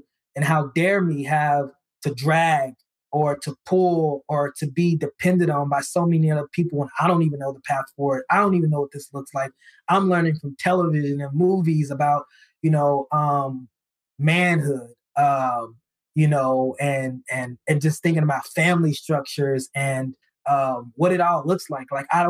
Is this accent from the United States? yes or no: yes; the South, United States; I grew up in the South, so of course I'm big on church